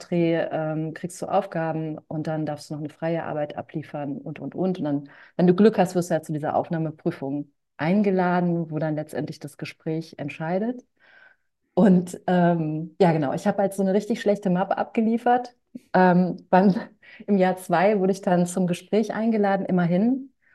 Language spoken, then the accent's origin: German; Hanover, Lower Saxony, Germany; ich bin in Hannover groß geworden